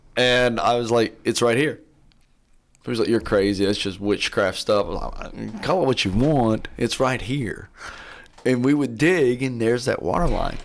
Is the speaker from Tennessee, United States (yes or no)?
yes; Athens, Tennessee, United States; I grew up here in Athens, and I left w, in my early twenties and just came back